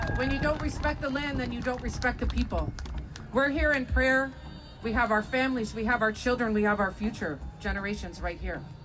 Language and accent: English; Alderville First Nation, Ontario, Canada; I'm from Alderville First Nation